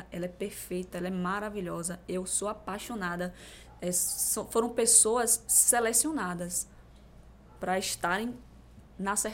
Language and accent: Portuguese; Crisópolis, Bahia, Brazil; moved away; quando eu saí de Crisópolis há 15 anos atrás. Crisópolis? É, interior da Bahia.